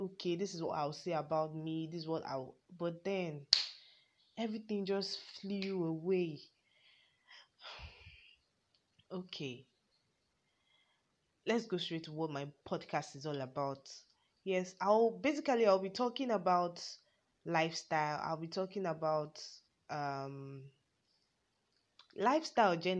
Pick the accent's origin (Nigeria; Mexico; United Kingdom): Nigeria; Yorubaland; I'm a Nigerian, yes, Ninja to the world. A Yoruba, I'm from the Yoruba tribe to be precise